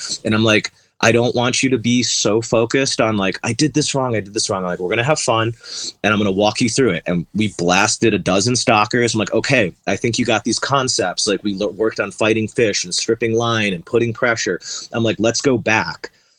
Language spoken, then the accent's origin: English; East Coast, United States; I'm from the East Coast originally